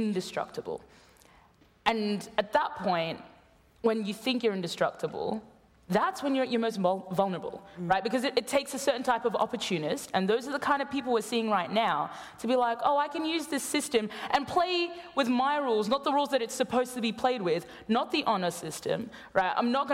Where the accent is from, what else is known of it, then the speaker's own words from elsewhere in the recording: Queensland, Australia; my home state of Queensland